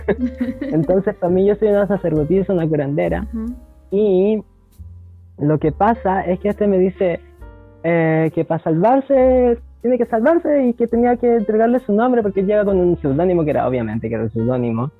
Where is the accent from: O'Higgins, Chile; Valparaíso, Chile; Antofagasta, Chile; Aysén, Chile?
Antofagasta, Chile; Soy de Antofagasta, nací en la población La Portada de Antofagasta, sector de Feria de las Pulgas, de aquí para el mundo